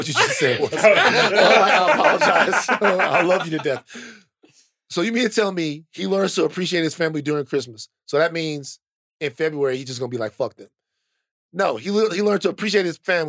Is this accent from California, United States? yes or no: no; Baton Rouge, Louisiana, United States; I'm from Baton Rouge